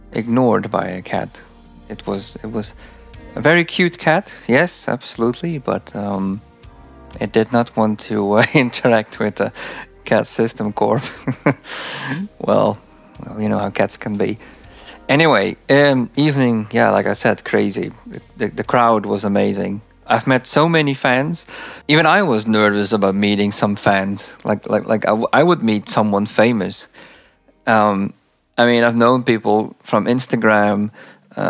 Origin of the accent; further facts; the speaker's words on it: Leeuwarden, Friesland, Netherlands; my hometown, Leeuwarden